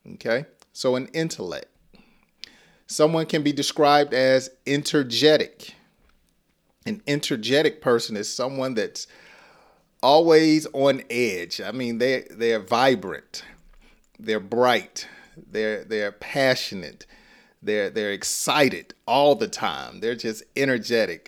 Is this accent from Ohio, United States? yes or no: no; Georgia, United States; accent: Southern; I'm from Georgia, and and we talk slow